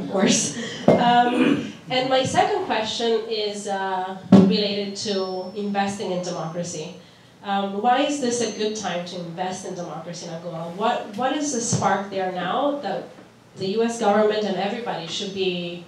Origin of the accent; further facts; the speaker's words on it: Mozambique; moved away; I'm originally from Mozambique